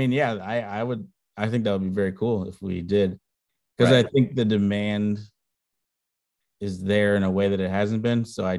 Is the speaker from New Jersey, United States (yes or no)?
no; Chicago, Illinois, United States; As a Chicagoan